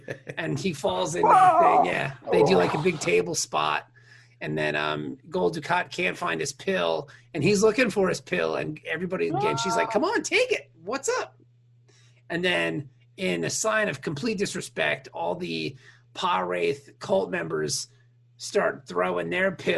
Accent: Virginia, United States; I'm from Virginia

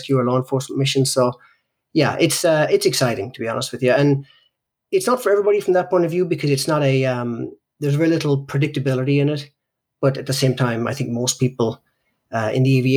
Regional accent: Ireland; I grew up in Ireland, and I grew up in Ireland in basically the 70s and 80s

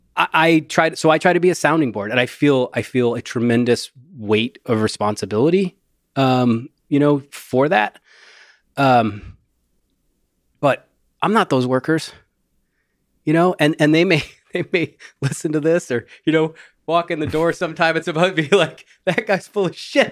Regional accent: Rust Belt, United States; I grew up in the Rust Belt

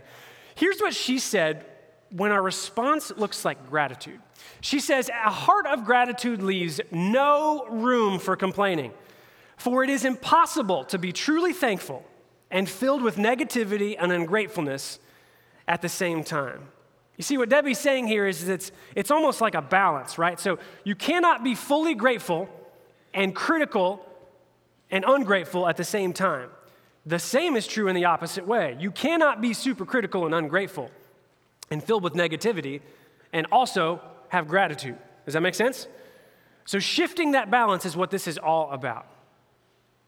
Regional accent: hometown of the Pacers, Indiana, United States; I'm a homeboy. I like all my hometown teams

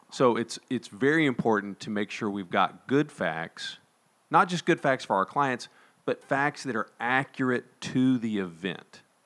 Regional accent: Texas, United States; we're from Texas

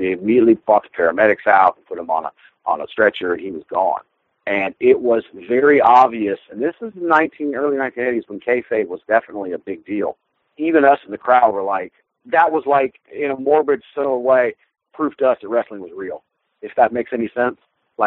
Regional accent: South Carolina, United States; South Carolina

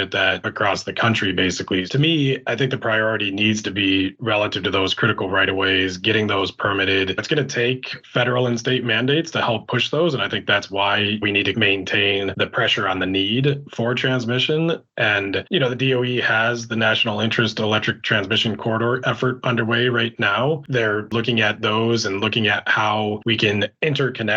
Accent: upstate New York, United States; moved away; my hometown

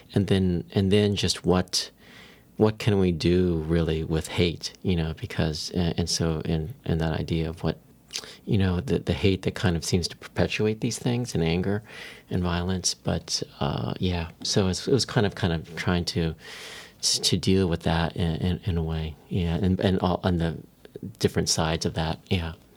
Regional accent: San Diego, California, United States; I grew up in San Diego

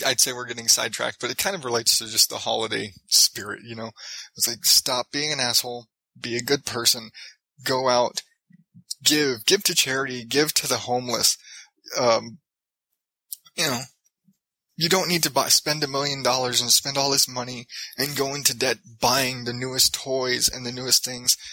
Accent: Phoenix, Arizona, United States; I'm from Phoenix

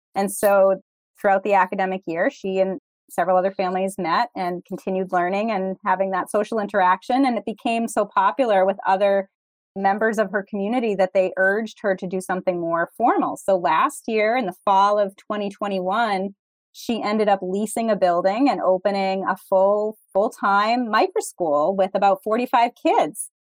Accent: Massachusetts, United States; Massachusetts, my home state

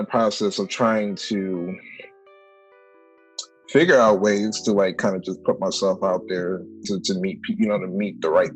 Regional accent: Cleveland, Ohio, United States; moved away as an adult; now in Chicago, United States; I'm originally from Cleveland, Ohio. I moved here to Chicago about 5 years ago.

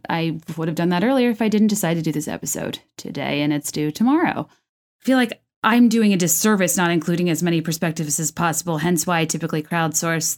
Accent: Virginia, United States; also born or lived in California; I grew up in Virginia.

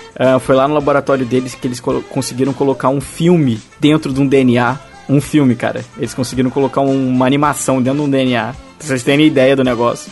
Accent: Brazil; eu sou do Brasil

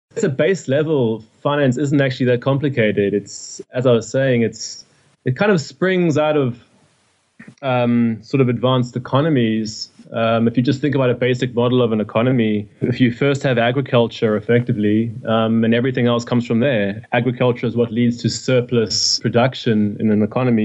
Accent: Durban, KwaZulu-Natal, South Africa; moved away as an adult; now in London, United Kingdom; I come from Durban, um, in South Africa

